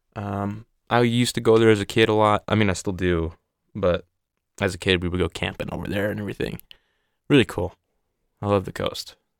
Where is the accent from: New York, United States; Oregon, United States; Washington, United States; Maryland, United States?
Oregon, United States; I'm from Oregon